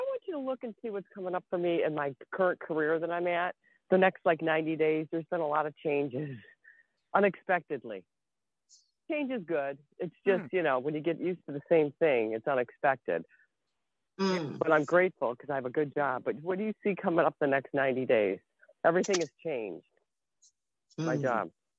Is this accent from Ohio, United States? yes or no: yes; Ohio, United States; I'm calling for Hawaii. I'm from Ohio.